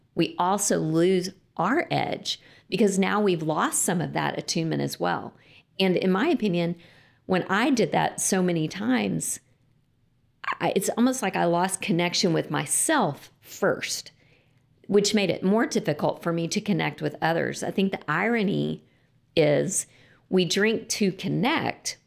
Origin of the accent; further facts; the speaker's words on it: Lubbock, Texas, United States; I grew up in Lubbock, Texas, and, um, I did grow up in a Christian home